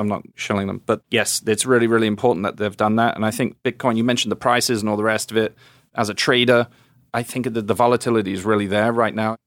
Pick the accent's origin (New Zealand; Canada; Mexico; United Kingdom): United Kingdom; England; now in United States; being an English guy